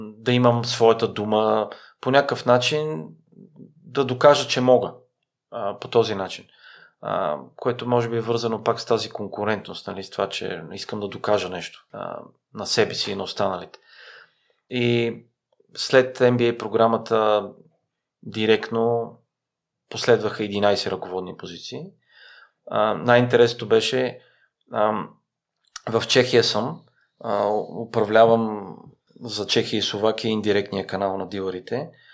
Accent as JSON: {"language": "Bulgarian", "country": "Bulgaria", "also_born_or_lived": "Iraq", "said": "като българи"}